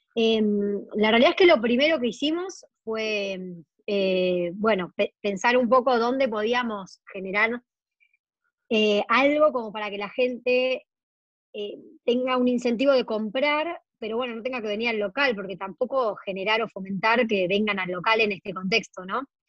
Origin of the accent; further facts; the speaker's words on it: Argentina; Argentina es enorme